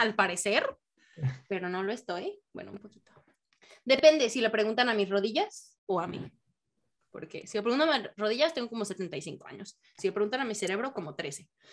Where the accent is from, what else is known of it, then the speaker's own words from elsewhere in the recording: Mexico; now in United States; en México